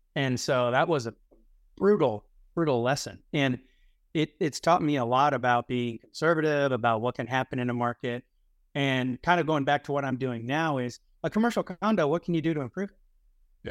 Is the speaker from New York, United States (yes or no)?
no; Houston, Texas, United States; now in San Diego, United States; I grew up in Houston